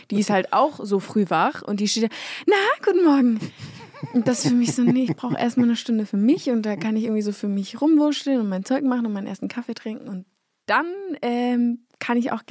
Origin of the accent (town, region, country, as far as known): Berlin, Germany; born or raised there; moved away as an adult; now in Munich, Germany